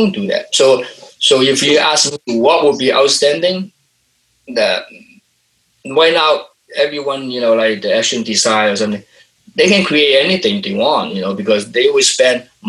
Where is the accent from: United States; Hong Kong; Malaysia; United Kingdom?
Hong Kong; moved away; I'm from Hong Kong and I'm working here